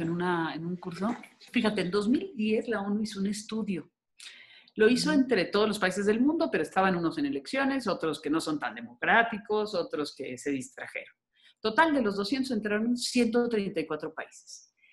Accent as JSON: {"language": "Spanish", "town": "Guadalajara", "region": "Jalisco", "country": "Mexico", "said": "yo soy jalisciense, tapatía"}